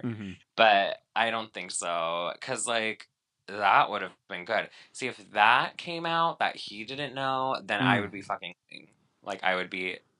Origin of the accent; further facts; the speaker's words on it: China; Not from Mallorca. I'm from China.